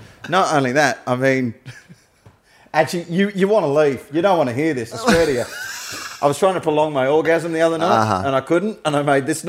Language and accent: English; Australia; I'm an Australian comedian that worked overseas.